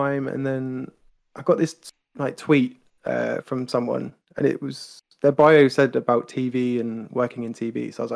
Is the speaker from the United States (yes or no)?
no; United Kingdom; I'm British